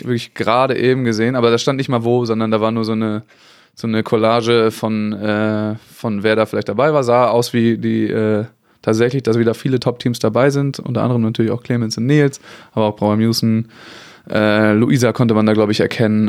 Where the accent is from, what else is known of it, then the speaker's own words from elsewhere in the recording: Kiel, Schleswig-Holstein, Germany; ich komme ja nun mal aus Kiel